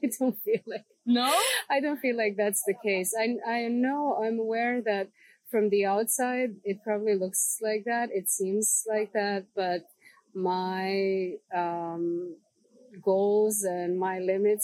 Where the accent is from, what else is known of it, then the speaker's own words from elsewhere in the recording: Serbia; coming from a place where I come from, like coming from Serbia